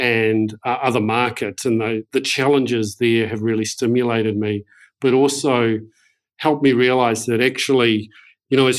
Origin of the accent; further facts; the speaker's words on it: New Zealand; I'm a proud Kiwi. I grew up in New Zealand and have done most of my education in New Zealand.